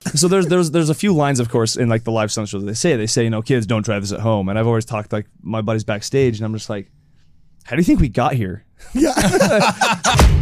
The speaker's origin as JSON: {"language": "English", "region": "Oregon", "country": "United States", "tie": "born or raised there", "also_born_or_lived": "Utah", "moved": "yes", "lives_now": "California, United States", "said": "I grew up in Oregon"}